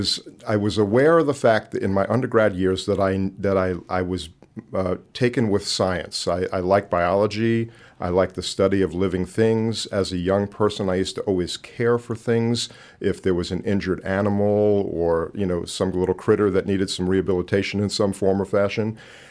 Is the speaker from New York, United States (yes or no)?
yes; Long Island, New York, United States; moved away as an adult; I was born and raised on Long Island, New York.